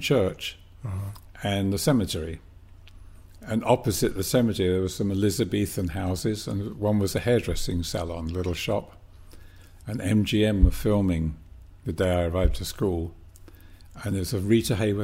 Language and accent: English; England, United Kingdom; also born or lived in Birmingham; I was born and raised in England